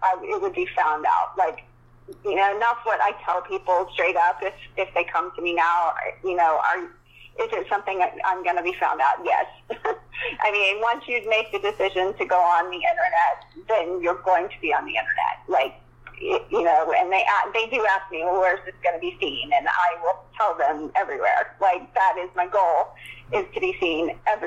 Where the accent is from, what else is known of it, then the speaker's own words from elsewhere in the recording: Texas, United States; I'm from Texas